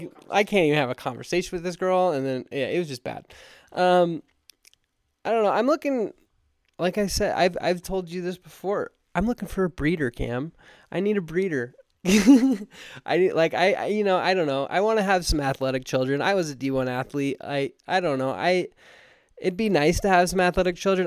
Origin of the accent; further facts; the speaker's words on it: Alpine, Utah, United States; I grew up in Alpine, Utah